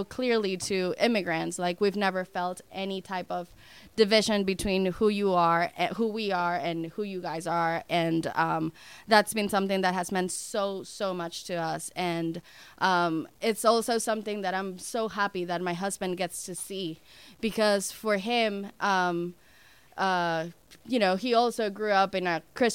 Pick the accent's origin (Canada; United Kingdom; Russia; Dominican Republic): Dominican Republic; moved away as an adult; now in United States; I'm from the Dominican Republic, and I moved to the United States almost 10 years ago